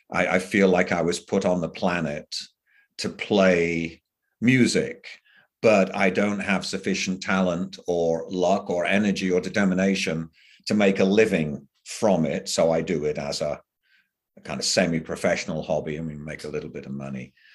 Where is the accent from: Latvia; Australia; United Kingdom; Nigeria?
United Kingdom; England; moved away; I grew up in England